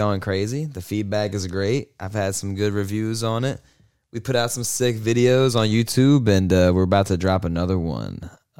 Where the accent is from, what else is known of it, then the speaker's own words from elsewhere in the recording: Ashland, New Jersey, United States; moved away as an adult; now in Philadelphia, United States; I'm from Ashland. It's a little town in South Jersey, right outside the city. I've come to the city all my life and then moved out here like 8 years ago.